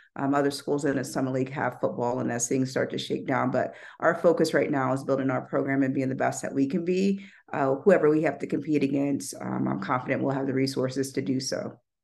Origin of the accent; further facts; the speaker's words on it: Topeka, Kansas, United States; moved away as an adult; also born or lived in New Mexico / Oregon / Missouri / Louisiana; now in Denver, United States; I'm from Kansas originally